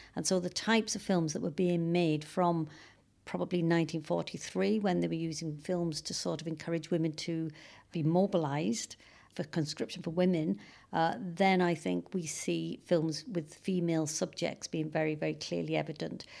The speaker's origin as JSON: {"language": "English", "region": "North Wales", "country": "United Kingdom", "moved": "yes", "lives_now": "Cambridge, United Kingdom", "said": "I'm from Wales. I'm from North Wales originally"}